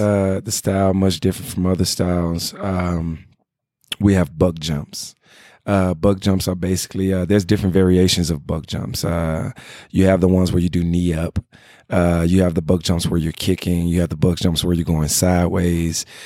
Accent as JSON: {"language": "English", "town": "Memphis", "region": "Tennessee", "country": "United States", "tie": "born or raised there", "moved": "yes", "lives_now": "Los Angeles, United States", "said": "I come from Memphis, Tennessee"}